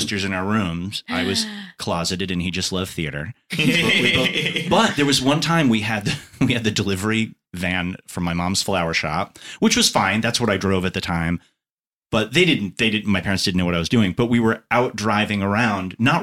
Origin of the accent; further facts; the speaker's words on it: Long Island, New York, United States; moved away; I grew up on Long Island, New York, which is like diner culture, center of the bullseye